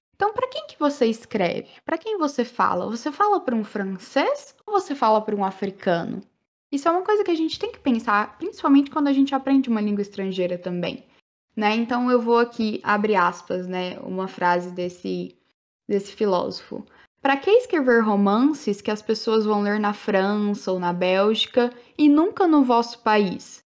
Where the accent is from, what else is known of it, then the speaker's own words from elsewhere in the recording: Brazil; first language Portuguese; Eu quero falar como brasileira. Tenho uma segunda língua no francês. Porque eu tenho orgulho de ser brasileira